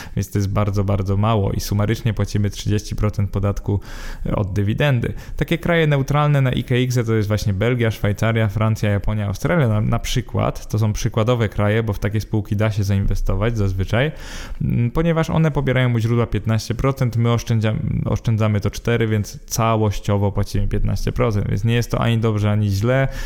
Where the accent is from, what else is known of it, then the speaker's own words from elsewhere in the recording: Poland; bo jesteśmy Polakami